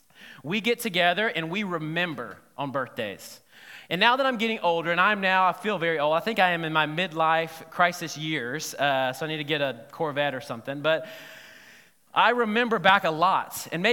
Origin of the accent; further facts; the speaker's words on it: Selma, Alabama, United States; Now, when I was growing up in Alabama and Selma, we only had a couple of restaurants to choose from.